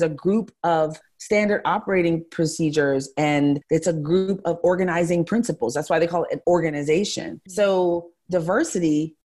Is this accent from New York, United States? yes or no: yes; New York City, New York, United States; also born or lived in Los Angeles / Miami; now in Houston, United States; I grew up in New York City and I live in Houston, Texas